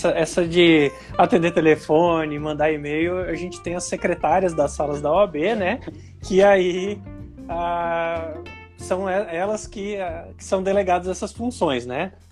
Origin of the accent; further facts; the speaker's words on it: Manaus, Amazonas, Brazil; Sim, eu sou natural de Manaus, Amazonas, e porém o meu pai é catarinense, a minha mãe é paranaense.